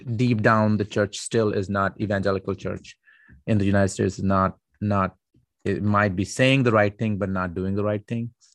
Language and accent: English; Pakistan; I'm Pakistani